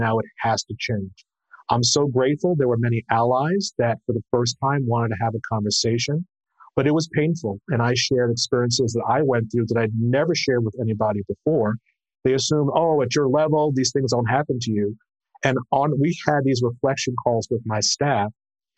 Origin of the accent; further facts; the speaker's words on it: New York City, New York, United States; also born or lived in North Carolina; I grew up in Brooklyn, New York. First grew up in Prospect Heights and then Flatbush